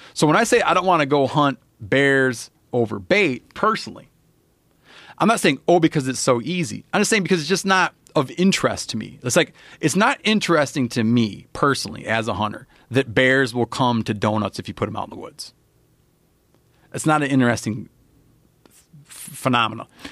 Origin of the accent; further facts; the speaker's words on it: Michigan, United States; moved away; I was brought up in Michigan